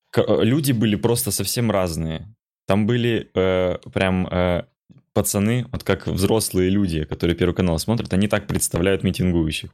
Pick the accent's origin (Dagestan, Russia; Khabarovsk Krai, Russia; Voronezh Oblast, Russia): Khabarovsk Krai, Russia; Khabarovsk; now in Moscow, Russia; я из Хабаровска